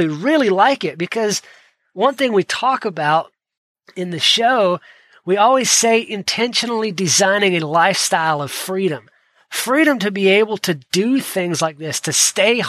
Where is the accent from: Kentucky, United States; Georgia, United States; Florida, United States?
Georgia, United States; I grew up in Georgia